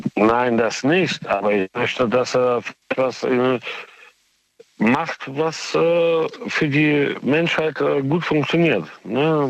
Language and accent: German; Moscow, Russia; now in Cologne, Germany; Ich bin äh, äh aus Moskau mit russischem äh, Migrationshintergrund